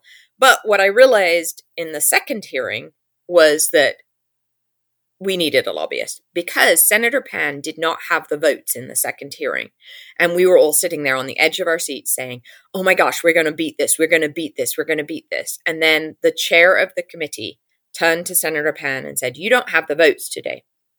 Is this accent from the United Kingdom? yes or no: yes; England, United Kingdom; now in United States; you can hear it from my accent. I grew up in England. I know how the English political system works.